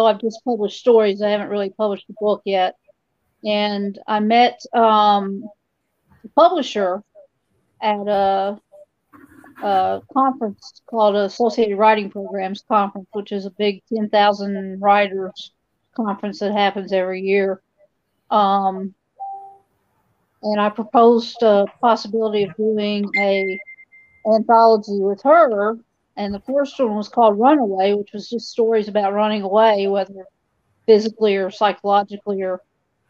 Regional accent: Kentucky, United States; also born or lived in Philadelphia area; now in New Jersey, United States; I live in New Jersey, but obviously this is not a New Jersey accent that you're hearing. I grew up in Kentucky

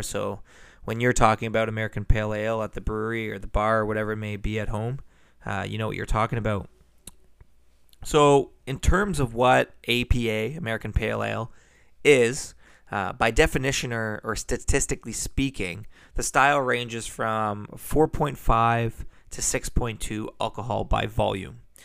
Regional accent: Burlington, Ontario, Canada; Burlington, Ontario. That's my hometown

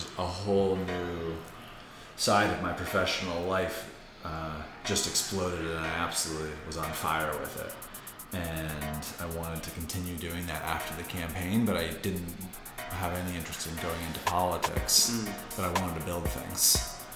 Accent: outside of Boston, Massachusetts, United States; moved away as an adult; also born or lived in India / Washington, D.C.; now in New York, United States; I grew up outside of Boston

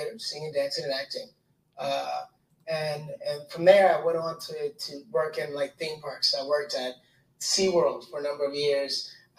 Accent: Detroit, Michigan, United States; I was born and raised in Detroit, Michigan.

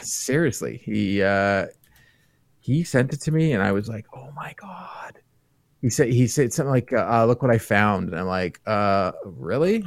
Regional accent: Toronto area, Ontario, Canada; I grew up in the Toronto area.

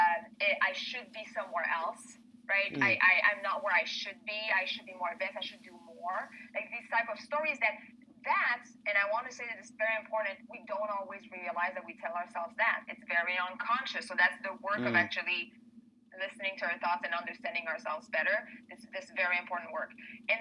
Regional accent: Canada; now in Spain; I'm Canadian. I'm French-Canadian.

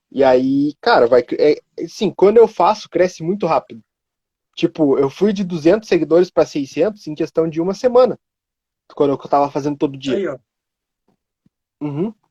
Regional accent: Cotia, São Paulo, Brazil; Eu sou daqui de Cotia.

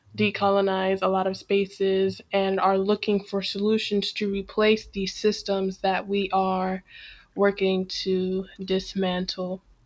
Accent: Washington, District of Columbia, United States; now in Tallahassee, United States; born and raised in Washington, D.C.

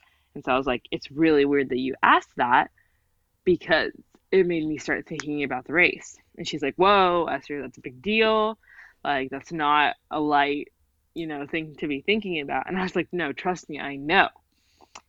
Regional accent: United States; I was raised entirely here

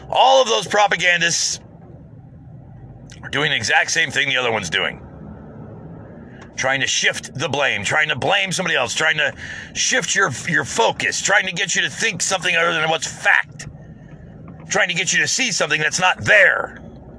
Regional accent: United States; I'm an American

